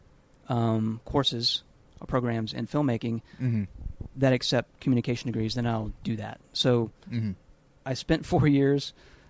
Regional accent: Bossier City, Louisiana, United States; moved away as an adult; now in Los Angeles, United States; was born and raised in Bossier City, Louisiana

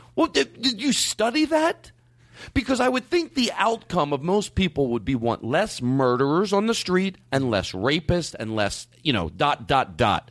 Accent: Philadelphia, Pennsylvania, United States; growing up in Philadelphia

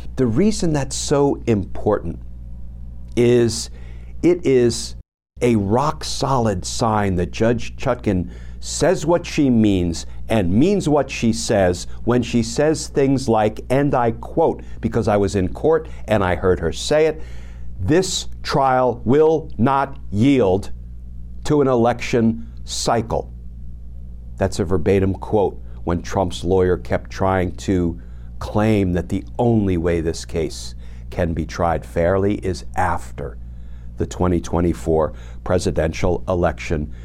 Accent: New Jersey, United States; moved away; I am a gutter kid from Jersey

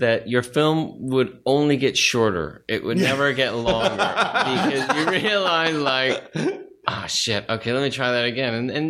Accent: Studio City, California, United States; In Studio City.

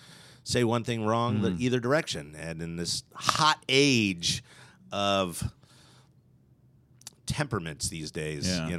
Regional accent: Philadelphia, Pennsylvania, United States; Philly area.

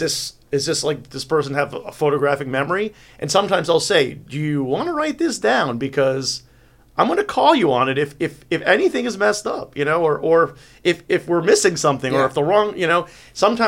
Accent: New York, United States; moved away; I'm from New York originally

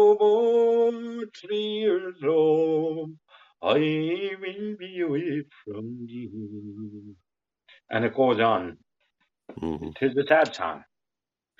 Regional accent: Ireland; we're Irish people the same as the rest

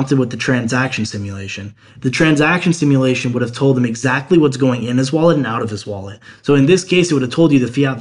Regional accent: Cleveland, Ohio, United States; I'm from Cleveland, Ohio

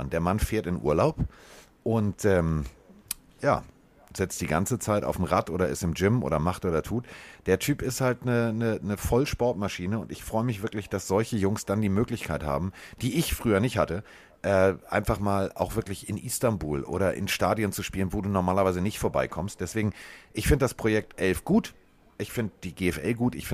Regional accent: Frankfurt, Hesse, Germany; Klar, ist ja auch meine Heimatstadt, Carsten.

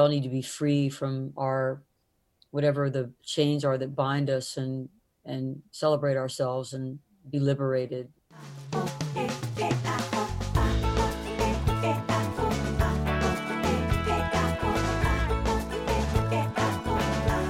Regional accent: the South, United States; growing up in the South

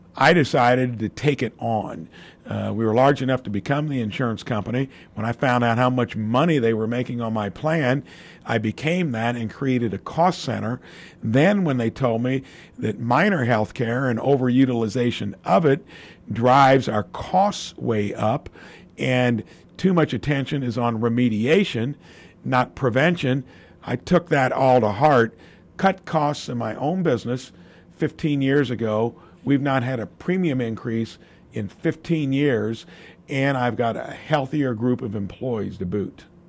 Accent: Jasper, Indiana, United States; building a real, real little business in my hometown

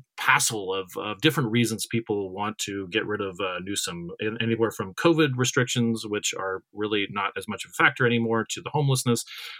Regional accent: Cottonwood, Arizona, United States; I grew up in Cottonwood, about 15 miles, away from Sedona.

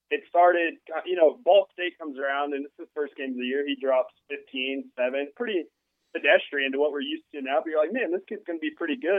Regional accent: Tulsa, Oklahoma, United States; also born or lived in Norman, Oklahoma; I grew up in Tulsa

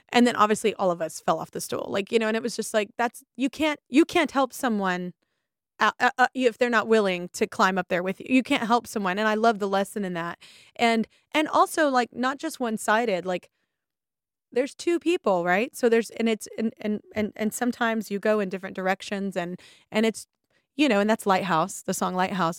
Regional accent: the South, United States; moved away; I'm from the South and people don't generally go to therapy. They didn't when I lived there

